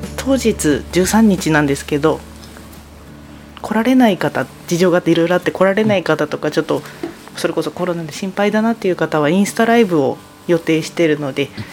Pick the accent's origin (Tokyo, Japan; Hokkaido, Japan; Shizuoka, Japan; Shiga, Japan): Hokkaido, Japan; Tomakomai; 育ちもずっと苫小牧です